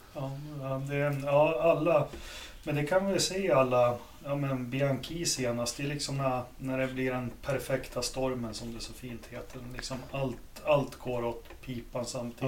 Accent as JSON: {"language": "Swedish", "country": "Sweden", "said": "jag som svensk racingfans"}